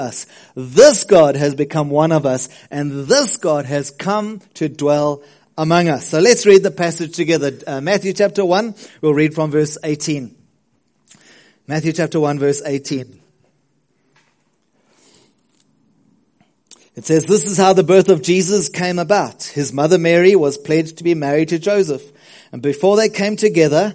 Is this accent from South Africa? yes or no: yes; South Coast, KwaZulu-Natal, South Africa; also born or lived in Westville / Ladybrand, Free State; I grew up on the South Coast. I moved from Westville, where I loved to be English. We moved to the Free State, to Ladybrand, which is a tiny little town, in the Free State